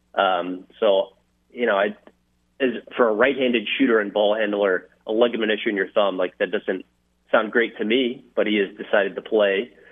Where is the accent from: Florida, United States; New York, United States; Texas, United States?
Texas, United States; Dallas; moved away; I grew up in the Dallas Fort Worth area